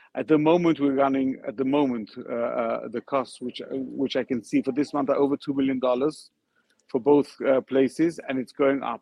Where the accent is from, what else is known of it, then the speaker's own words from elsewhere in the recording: London, United Kingdom; moved away as an adult; also born or lived in Ukraine (ancestry); now in Odessa, Ukraine; I was born in London, and I came to Odessa in 1999